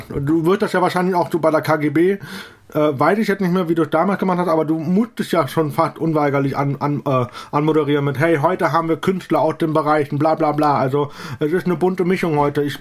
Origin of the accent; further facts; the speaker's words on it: Eifel, Germany; danach habe ich dann Outing in der Eifel gemacht, also da, wo ich herkomme.